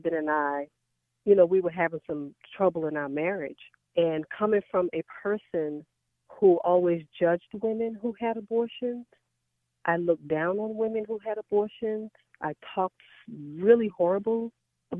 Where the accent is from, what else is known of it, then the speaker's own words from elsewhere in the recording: New York City, New York, United States; now in Dallas, United States; Born and raised in the Bronx, New York, with my mom and my dad and my two sisters.